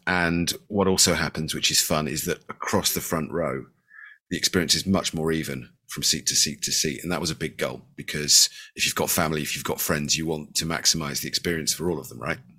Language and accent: English; Bristol, South West England, United Kingdom; I'm from Bristol in the U K.